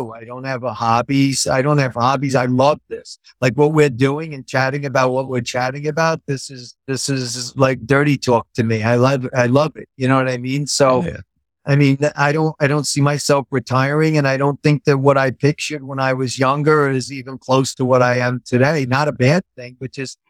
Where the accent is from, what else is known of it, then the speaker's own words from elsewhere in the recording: New York City, New York, United States; I was born in Queens. And I've lived in New York my whole life